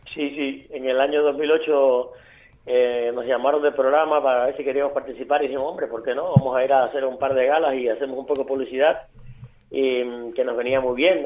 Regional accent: Villa Clara, Cuba; moved away as an adult; also born or lived in Havana; now in Spain; Yo soy de Santa Clara, bodea de del centro de la isla, de un pueblito al lado de Santa Clara

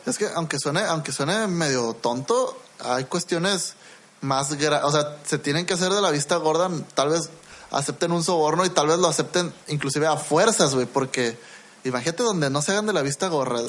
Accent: Mexico; Yo también soy mexicano.

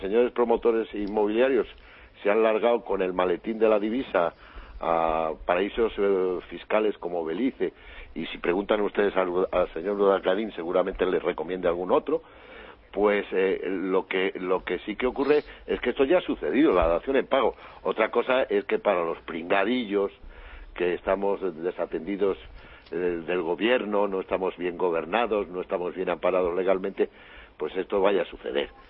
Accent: Valladolid, Castile and León, Spain; los de mi ciudad, que es Valladolid

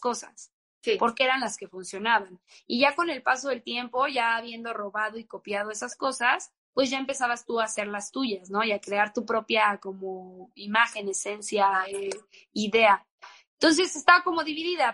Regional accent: Guadalajara, Jalisco, Mexico; yo crecí en Guadalajara

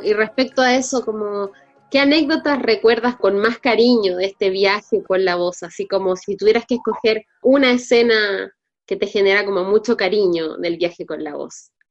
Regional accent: Chile; nosotros como chilenos

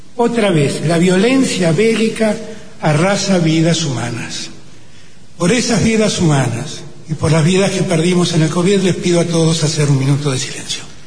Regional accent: Argentina

